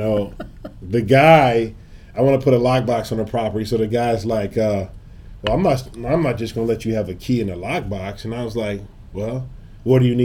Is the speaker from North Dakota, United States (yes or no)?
no; St. Louis, Missouri, United States; moved away as an adult; also born or lived in Tallahassee, Florida / South Florida; now in St. Louis, United States; I'm from St. Louis originally.